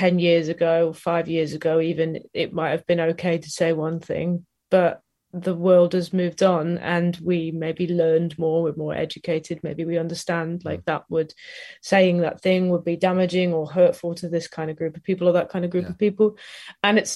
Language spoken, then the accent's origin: English; Nottingham, East Midlands, United Kingdom; we're all from Nottingham, my partner and I, and my friends were all from Nottingham